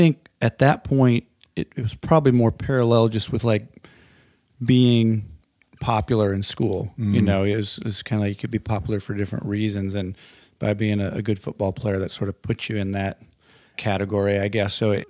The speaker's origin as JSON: {"language": "English", "town": "Pensacola", "region": "Florida", "country": "United States", "tie": "born there", "also_born_or_lived": "Myrtle Beach / Spain / Nebraska / Colorado", "said": "my dad was an Air Force chaplain. So we moved typically every 3 years, lived all over the country. I was born in Pensacola, moved to Myrtle Beach, lived in Spain, moved to Nebraska, and then to Colorado, then to Florida."}